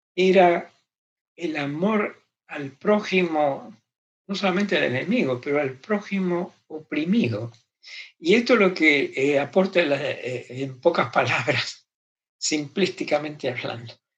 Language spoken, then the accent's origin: Spanish; Argentina; crecí en Argentina